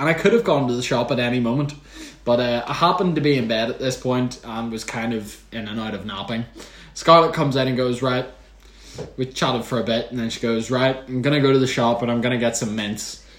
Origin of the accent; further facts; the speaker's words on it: Northern Ireland, United Kingdom; I think I can speak for most Northern Irish people out there who listen to this.